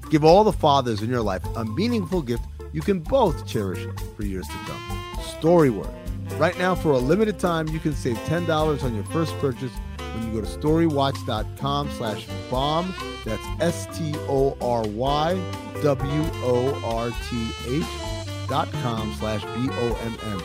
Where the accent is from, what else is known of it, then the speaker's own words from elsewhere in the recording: Sudan; moved away; y'all know I'm not from here. My dad is from Sudan. I'm from Sudan